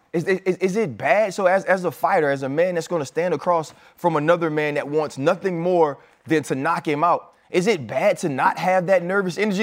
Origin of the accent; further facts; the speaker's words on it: New Orleans, Louisiana, United States; I'm from New Orleans